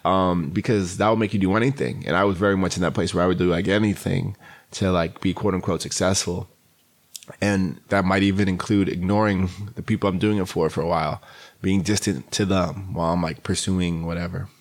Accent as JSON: {"language": "English", "town": "New York City", "region": "New York", "country": "United States", "tie": "born or raised there", "said": "I grew up in Queens, New York"}